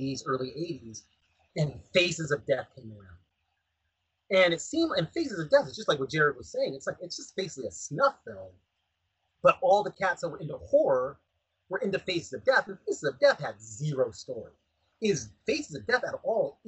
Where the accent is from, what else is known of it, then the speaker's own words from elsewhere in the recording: Pomona, California, United States; I'm from, you know, Los Angeles County. As I lived in Pomona